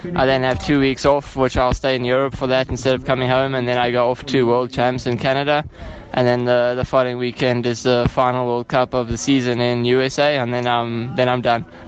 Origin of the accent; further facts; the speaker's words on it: Cape Town, Western Cape, South Africa; I'm from Cape Town